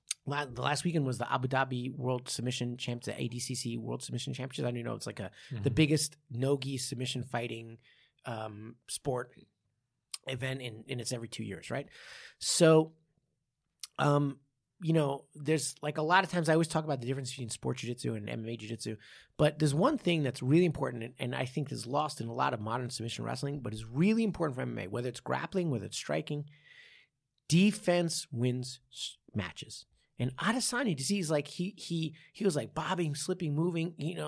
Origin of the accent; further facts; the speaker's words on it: New York, United States; I didn't have a bagel till I was like 13. Right. I grew up in New York the whole time.